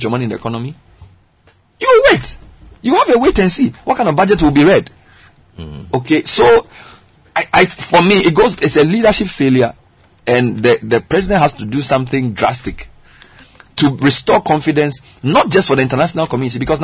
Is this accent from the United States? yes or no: no; Ghana; we are from Ghana